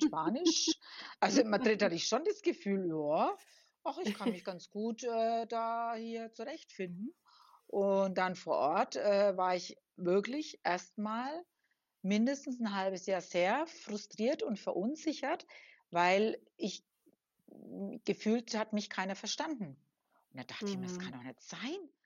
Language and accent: German; Germany; now in La Palma, Spain; so als Deutscher